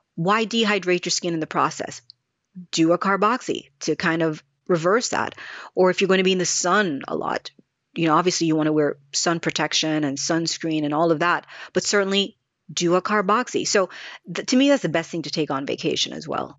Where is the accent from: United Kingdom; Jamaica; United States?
Jamaica; moved away; growing up in Jamaica